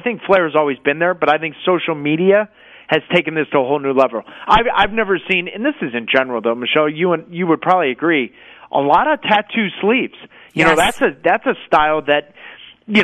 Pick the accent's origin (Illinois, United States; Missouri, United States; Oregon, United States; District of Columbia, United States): Missouri, United States; St. Louis